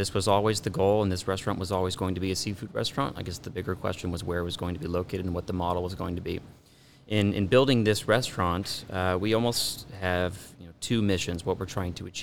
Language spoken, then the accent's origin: English; Orange County, California, United States; also born or lived in Midwest; I grew up here in Orange County. I went to high school in Santa Ana